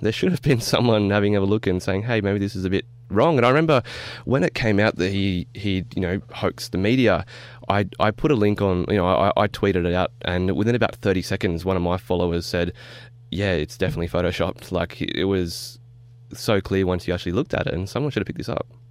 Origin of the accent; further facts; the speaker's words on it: Wollongong, New South Wales, Australia; I'm from Wollongong in the Illawarra